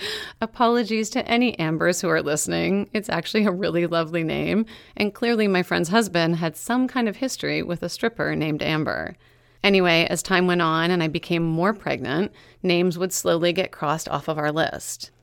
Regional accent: Meaford, Ontario, Canada; born or raised there; moved away

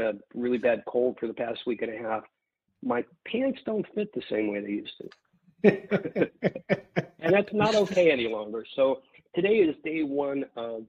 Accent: Midwest, United States; I grew up in the Midwest

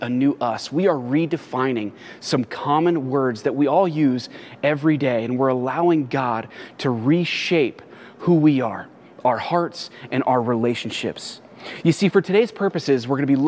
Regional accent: Los Angeles, California, United States; moved away as an adult; now in San Diego, United States; I was actually born and raised in the Los Angeles area.

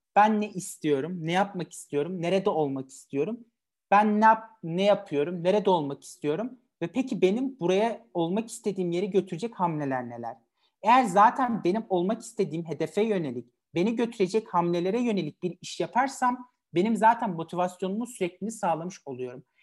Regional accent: Elazığ Province, Turkey; 8 Mayıs 1998 tarihinde Elazığ'da doğdum

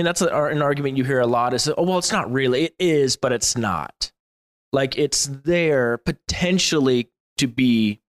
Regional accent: United States; I'm about as American as they come

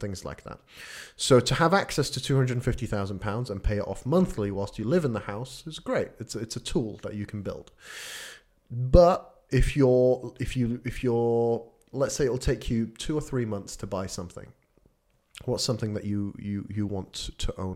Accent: Sweden; moved away; I, I grew up in Sweden

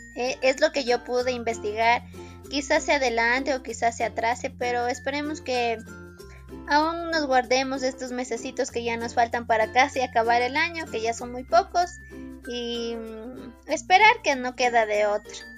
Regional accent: Riobamba, Chimborazo, Ecuador; yo soy de Riobamba

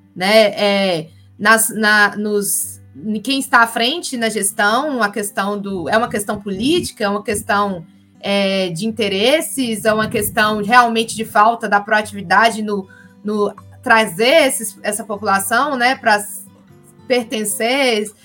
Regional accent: Minas Gerais, Brazil; a gente, enquanto é, mineiro, no caso aqui, do Vale do Jequitinhonha ou Norte de Minas

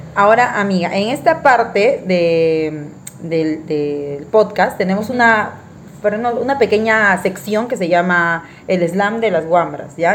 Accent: Lima, Peru; moved away as an adult; yo soy limeña y estado todo el tiempo en Lima

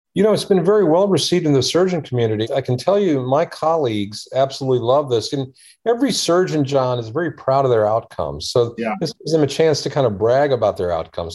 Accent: Washington, District of Columbia, United States; also born or lived in India; we grew up in the Washington, D.C. area

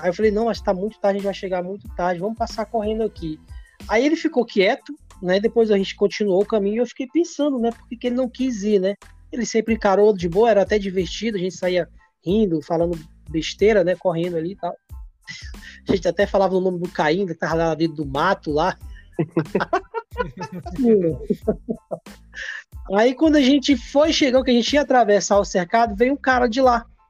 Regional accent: Castanhal, Pará, Brazil; also born or lived in Ceará; Eu cheguei aqui, tinha oito anos de idade. A minha, adole... a minha vida toda foi aqui no estado do Pará

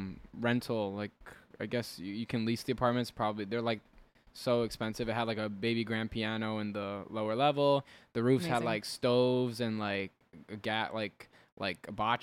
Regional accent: Elizabeth, New Jersey, United States; I'm from Elizabeth.

